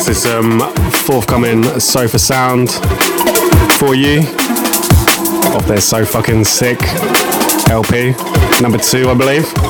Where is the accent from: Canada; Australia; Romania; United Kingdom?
United Kingdom; Horsham, South East England; Horsham is my hometown